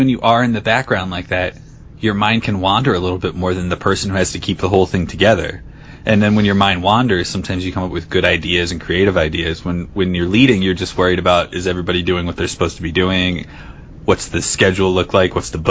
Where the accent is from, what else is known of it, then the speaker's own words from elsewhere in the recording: New Jersey, United States; I am from South Jersey